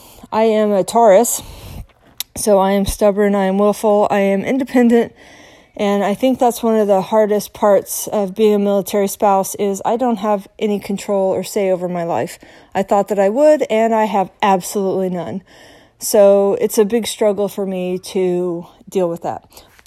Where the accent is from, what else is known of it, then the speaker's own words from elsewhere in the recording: Salt Lake City, Utah, United States; now in Maryland, United States; But I live in Maryland. I'm from Salt Lake City. I have lived all over the world.